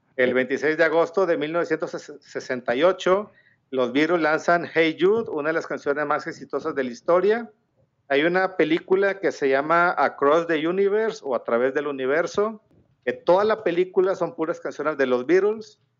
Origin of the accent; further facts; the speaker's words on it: Mexico; Soy mexicano